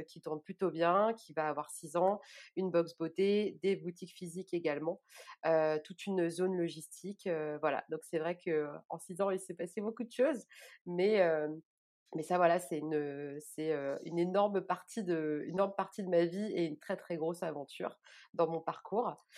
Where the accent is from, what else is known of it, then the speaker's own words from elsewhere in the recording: Orléans, Centre-Val de Loire, France; je suis originaire d'Orléans et je vis à Orléans